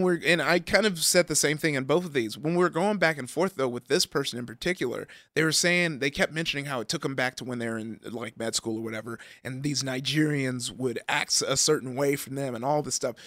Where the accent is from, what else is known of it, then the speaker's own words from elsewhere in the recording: Compton, California, United States; I grew up in Compton